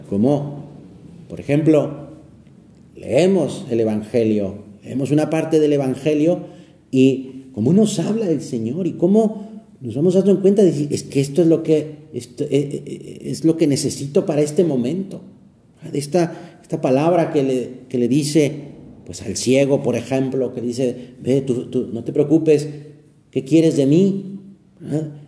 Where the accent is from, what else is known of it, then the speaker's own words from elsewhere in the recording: Aragon, Spain; se quedaron muy grabadas en mi cabeza de niño aquellas señales que en las montañas de mi tierra, en Aragón, España, colocaban a los bordes de los caminos.